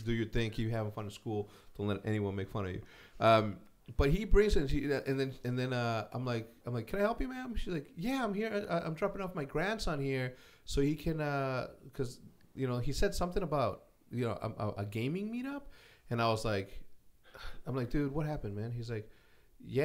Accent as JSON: {"language": "English", "region": "Illinois", "country": "United States", "moved": "as an adult", "lives_now": "Texas, United States", "said": "I'm from Illinois"}